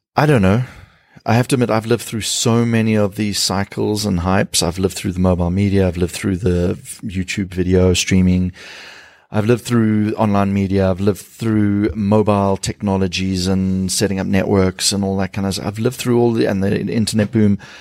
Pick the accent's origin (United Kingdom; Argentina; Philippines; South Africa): South Africa